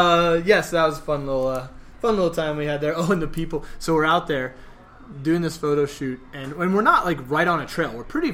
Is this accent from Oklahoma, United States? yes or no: yes; Oklahoma, United States; But yeah, and I was born and raised in Oklahoma, so to hear that is awesome.